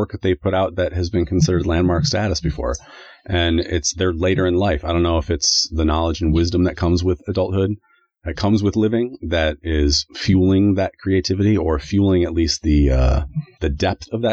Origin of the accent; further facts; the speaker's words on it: United States; now in Canada; Well, I'm American. I live in Canada, but I'm American.